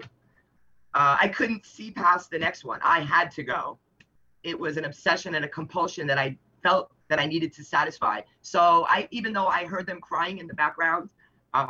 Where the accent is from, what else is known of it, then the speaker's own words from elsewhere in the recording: New York City, New York, United States; moved away; also born or lived in Nassau County, Long Island; I'm from Queens, Long Island. Nassau County was where I left. I was born in Queens, raised in Queens